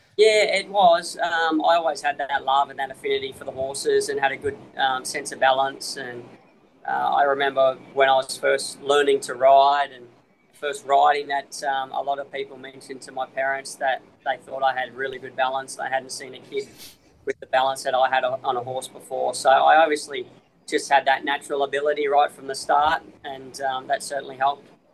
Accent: Australia; moved away as an adult; now in Hong Kong; Australia's home. Australia's always going to be home

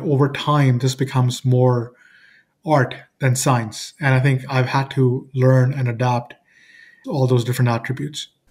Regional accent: Toronto, Ontario, Canada; I'm from Toronto, Canada

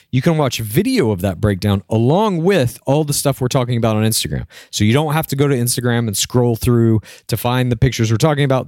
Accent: Dallas, Texas, United States; my hometown, Dallas, Texas

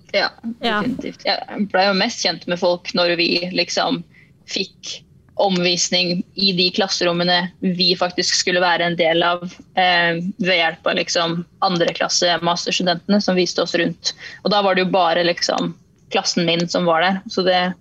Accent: Tønsberg, Vestfold, Norway; moved away as an adult; now in Gjøvik, Norway; opprinnelig fra Tønsberg slash Nøtterøy

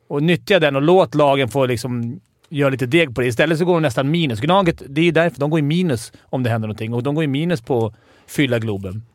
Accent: Stockholm, Stockholm County, Sweden; jag är från Stockholm och hejar på Djurgården

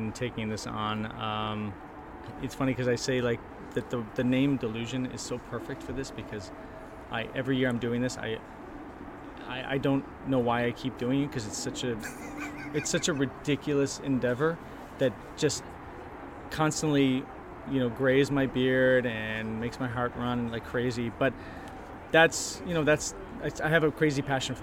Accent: Chicago, Illinois, United States; now in Los Angeles, United States; I grew up in Chicago

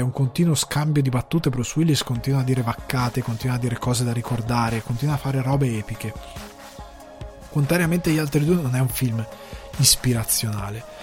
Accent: Italy; moved away as an adult; now in Ireland; un'intera generazione, che è la mia, di loro figli, non vive in Italia

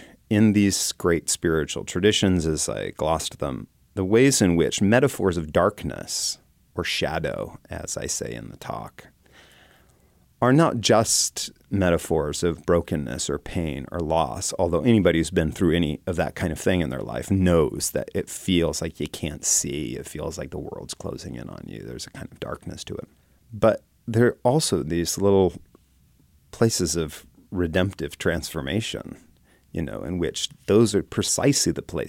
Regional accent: West Coast, United States; You know, I grew up on the West Coast and spent a lot of time in the Bay Area and in places like Berkeley, California.

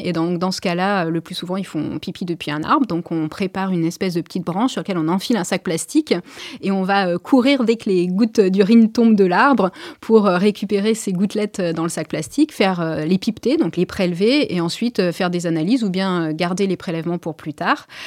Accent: Maisons-Alfort, Île-de-France, France; moved away; also born or lived in Perche; je suis née à Maison-Alfort

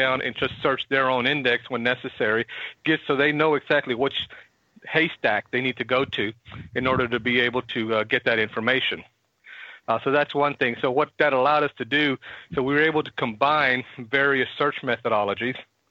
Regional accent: Houston, Texas, United States; I've been born and raised in Houston my whole life

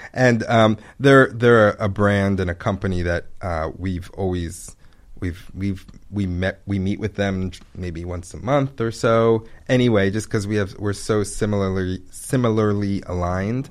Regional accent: Pikesville, Maryland, United States; also born or lived in Ithaca, New York; now in Baltimore, United States; I grew up in Pikesville

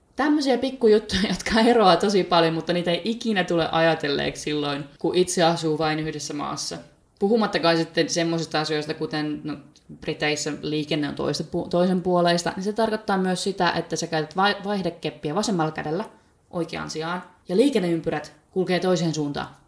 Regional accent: by Lake Päijänne, Päijät-Häme, Finland; moved away as an adult; also born or lived in Bristol, England; now in Cardiff, United Kingdom; itse olen kotoisin päijät Suomessa, sieltä Päijänteen rannalta. Jostain kumman syystä tämmöinen pienen maalaiskylän likka on päätynyt, päätynyt tänne Walesin pääkaupungin Cardiffiin

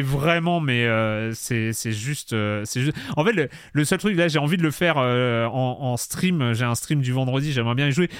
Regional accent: Lorient, Brittany, France; Moi, j'ai grandi, j'ai grandi à Lorient

